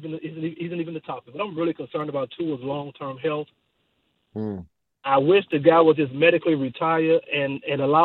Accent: Miami, Florida, United States; I'm from Miami, born and raised in Liberty City.

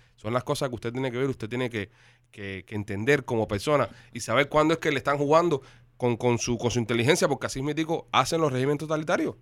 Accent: Cuba; now in Miami, United States; Yo soy cubano

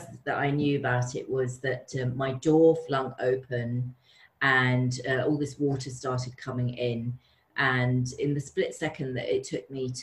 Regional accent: London, United Kingdom; And I'm from London, so I've always had this little bit of a disconnect living in London because it's such a busy city

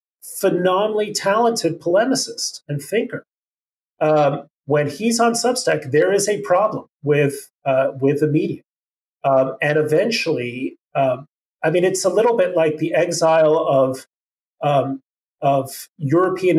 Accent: Mexico City, Mexico; moved away; also born or lived in Chicago; you're coming from Mexico City

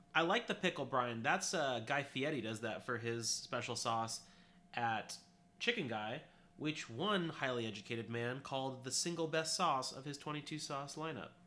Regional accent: California, United States; we're from California

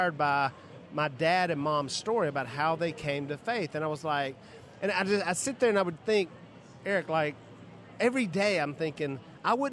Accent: the South, United States; We're from the South

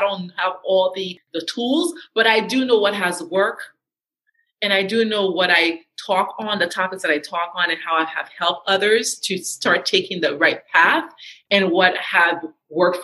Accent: Haiti; moved away; also born or lived in New York City, United States; I am a Haitian American. I was born in New York City and I was raised in Haiti

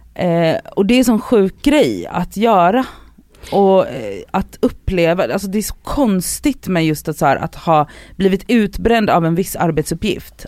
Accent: Gothenburg, Västra Götaland, Sweden; moved away; när jag är hemma i Göteborg

